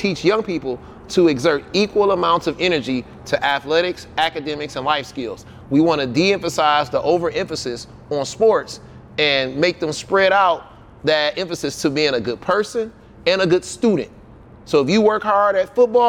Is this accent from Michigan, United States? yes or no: yes; Detroit, Michigan, United States; also born or lived in Hampton, Virginia / Waco, Texas; I grew up on Chalmers in Houston Whittier, you know, on Rochelle, and my neighborhood school was Denby